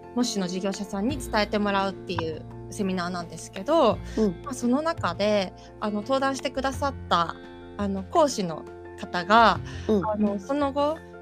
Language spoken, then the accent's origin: Japanese; Chigasaki, Kanagawa, Japan; 私が神奈川県茅ヶ崎市の出身で